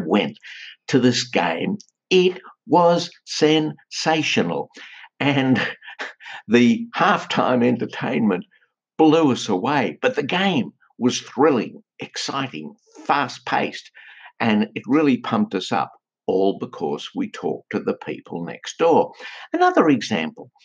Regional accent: Australia; We're from Australia.

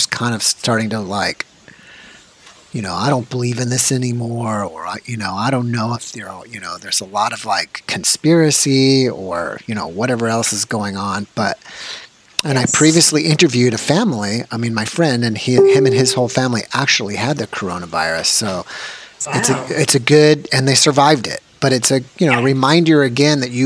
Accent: United States; Being a local American

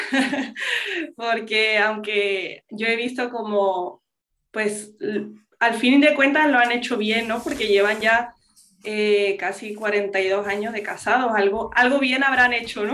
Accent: Spain; first language English; yo vengo de padres americanos de Estados Unidos, em, pero yo nací y crecí en España

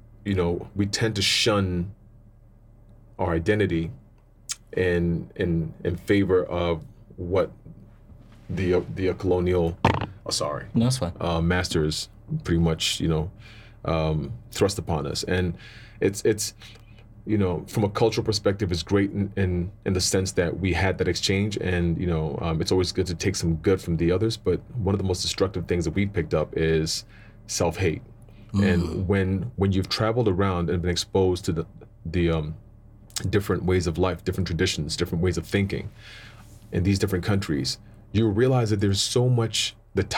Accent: Cape Coast, Central Region, Ghana; now in South Africa; born in Ghana, Cape Coast, to two Ghanaian parents

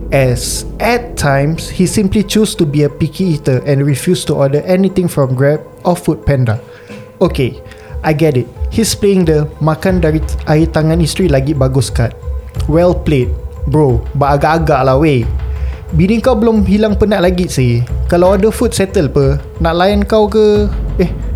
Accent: Singapore; kami sebagai podcaster anak jati Singapura Melayu terkini

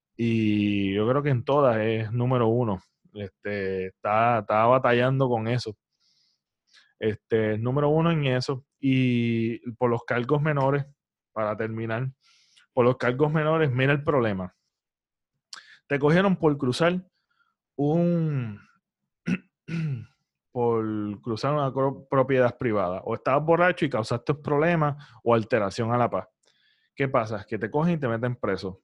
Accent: Puerto Rico; nosotros como boricuas

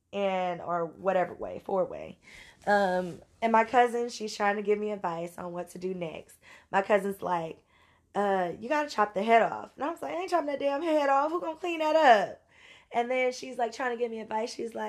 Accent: Louisiana, United States; I'm from Louisiana. So, and I know I don't have an accent, but that's for y'all, not for me.

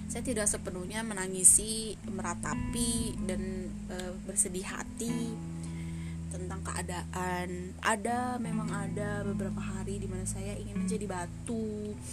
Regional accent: Tangerang, Banten, Indonesia; gue warga Tangerang asli nih kecil di Tangerang gede di Tangerang main di Tangerang gitu

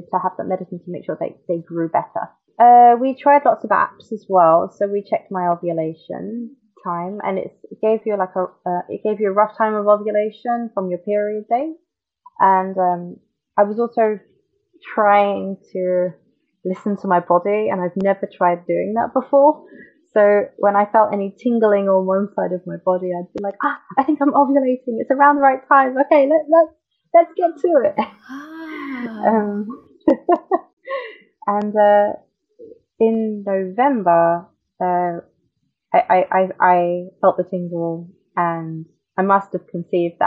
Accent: London, United Kingdom; moved away as an adult; now in Tokyo, Japan; I'm from London, and I'm 30 years old. I've lived in Japan for 6 years in February.

